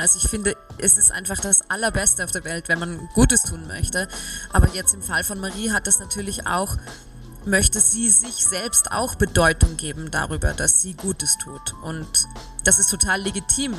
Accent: Salzburg, Austria; moved away as an adult; also born or lived in Vienna; wenn man in Salzburg aufwächst und Schauspielerin werden möchte als Kind

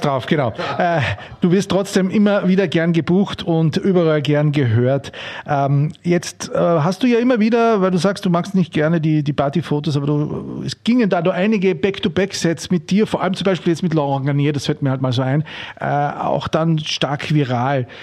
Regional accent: Austria; bei uns in Österreich

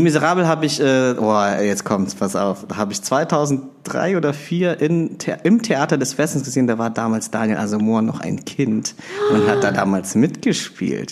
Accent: Bonn, North Rhine-Westphalia, Germany; moved away as an adult; also born or lived in Philippines; now in Berlin, Germany; ich bin ähm, gebürtiger Filipino, bin in Bonn aufgewachsen, lebe aber schon länger in Berlin

